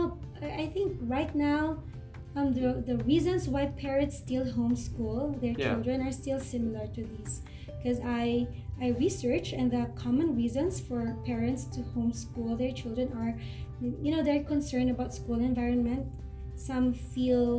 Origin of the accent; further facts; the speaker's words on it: Philippines; in my country, in the Philippines